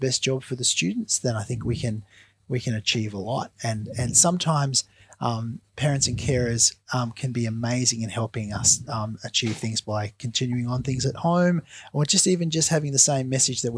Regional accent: Lismore, New South Wales, Australia; I grew up in northern New South Wales, which at the moment is really affected badly by the flood. So I grew up in Lismore until I was about 12, and then I moved just out of Lismore

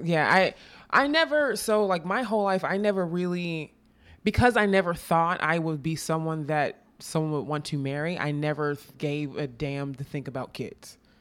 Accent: Texas, United States; moved away as an adult; also born or lived in Austin / Dallas; I'm from Texas

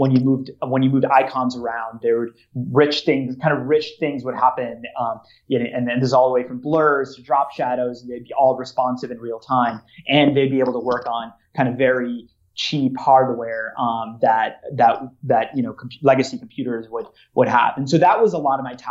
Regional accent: Minnesota, United States; so I'm from Minnesota

